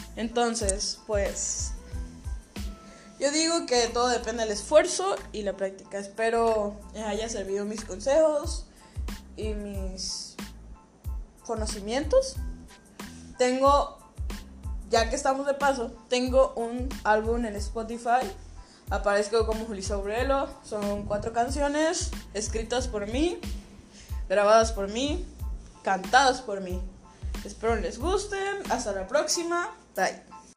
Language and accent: Spanish; Comalcalco, Tabasco, Mexico; soy una cantautora mexicana, comalcalquense, tabasqueña, estudiante de Colegio de Bachilleres de Tabasco